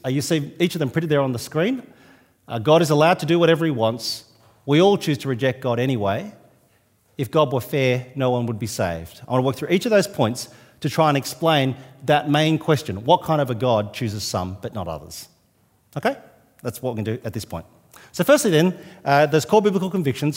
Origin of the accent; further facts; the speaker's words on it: New South Wales, Australia; now in Adelaide, Australia; I'm from New South Wales